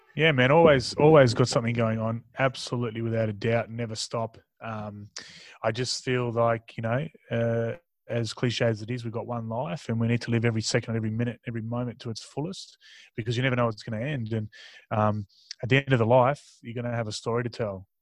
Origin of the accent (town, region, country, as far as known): Tasmania, Australia; born or raised there; also born or lived in Mildura, Victoria / Darwin, Northern Territory